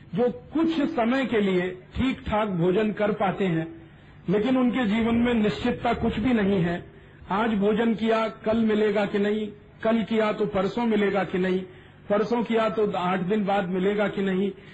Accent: North India, India; first language Hindi; उत्तर भारत का रहने वाला हूं मेरी मातृभाषा हिंदी है

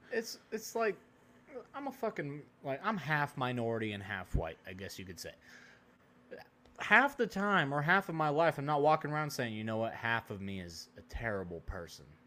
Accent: Oregon, United States; moved away; also born or lived in Texas; I grew up in Oregon

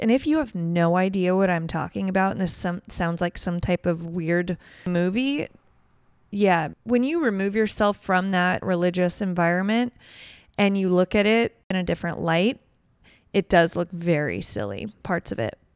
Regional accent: Newport Beach, California, United States; grew up in born and raised in Newport Beach, Huntington Beach, Orange County area

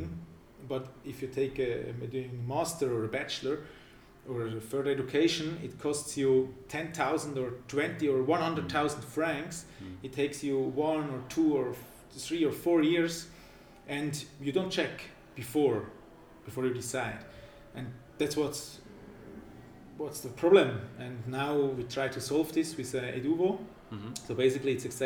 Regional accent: Winterthur, Zurich, Switzerland; also born or lived in St. Gallen; I'm 30 years old from Winterthur

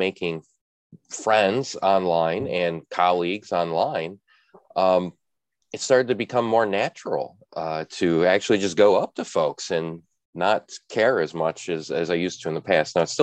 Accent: Chicago, Illinois, United States; being a Midwesterner in Chicago

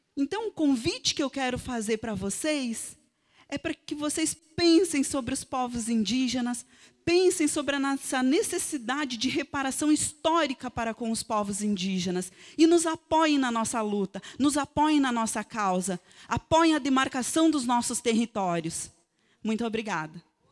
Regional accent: Serrinha, Rio Grande do Sul, Brazil; A minha terra, antes de se chamar Serrinha, se chamava Facavã

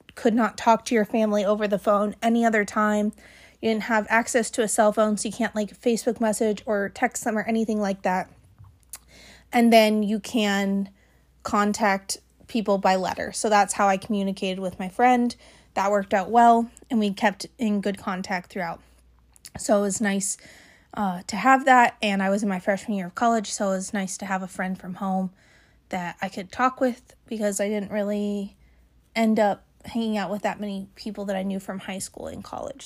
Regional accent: Gilbert, Arizona, United States; I was born and raised in Gilbert.

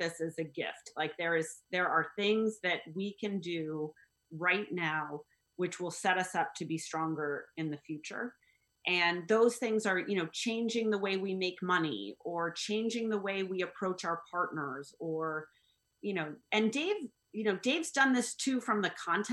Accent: United States; I'm an American

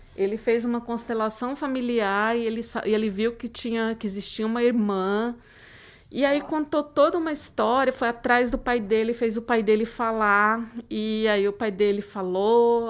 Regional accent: Codó, Maranhão, Brazil; moved away; uma que fica no interior do Maranhão

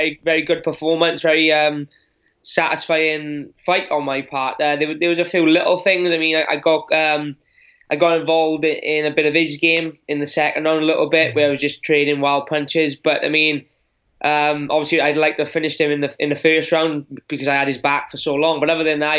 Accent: Wales, United Kingdom; as British and Welsh guys

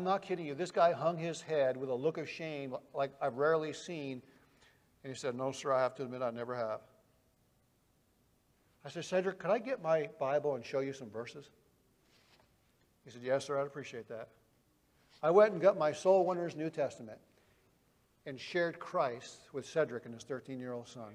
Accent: Vermont, United States; I am a Yankee from Vermont

